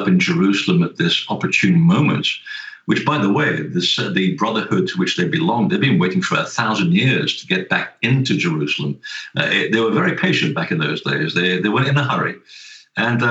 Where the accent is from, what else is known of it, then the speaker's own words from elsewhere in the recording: Portugal; I was born in Portugal